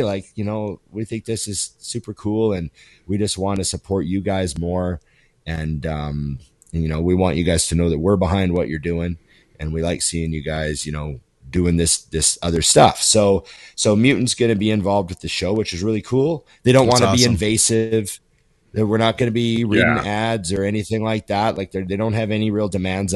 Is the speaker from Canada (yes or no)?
yes; Canada; a Canadian kid